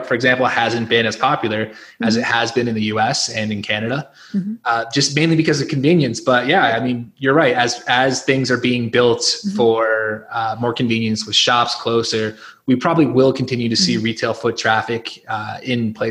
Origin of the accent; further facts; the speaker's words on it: Northeast, United States; growing up in the Northeast